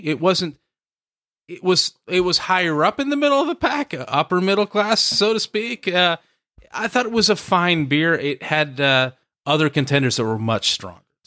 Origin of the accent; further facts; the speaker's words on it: the Northwest, Pacific Northwest, United States; moved away; a guy who comes from the Northwest